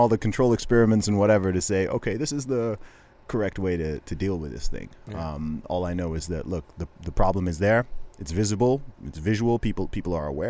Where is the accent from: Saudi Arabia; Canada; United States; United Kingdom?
Saudi Arabia; moved away; I grew up in Saudi Arabia